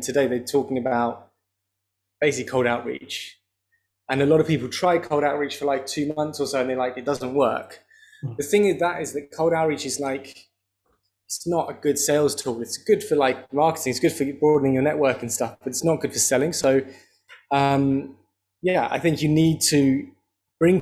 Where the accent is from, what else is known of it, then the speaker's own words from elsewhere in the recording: London, United Kingdom; I grew up in North London